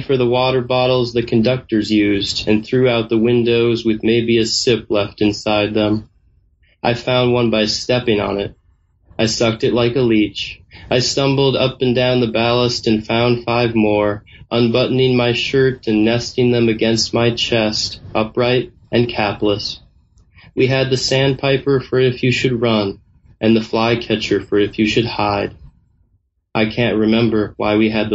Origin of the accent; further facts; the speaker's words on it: Northfield, Minnesota, United States; moved away; my hometown, which is Northfield, Minnesota